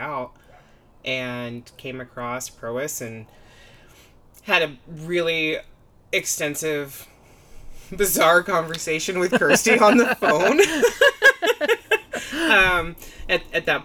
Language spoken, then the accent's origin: English; an hour north of Seattle, Western Washington, United States; now in Nevada, United States; I'm originally from Western Washington. I grew up about an hour north of Seattle